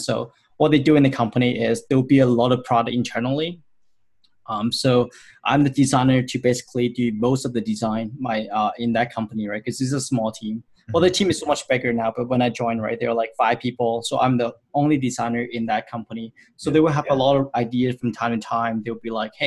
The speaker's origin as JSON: {"language": "English", "country": "Hong Kong", "moved": "as an adult", "lives_now": "Vancouver, Canada", "said": "I'm originally from Hong Kong, so I finished my college in Hong Kong"}